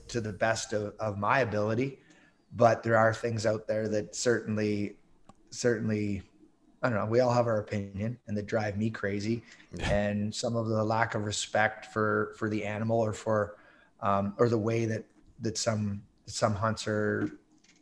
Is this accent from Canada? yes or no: yes; Southern Ontario, Canada; moved away as an adult; now in Yukon, Canada; I grew up in Southern Ontario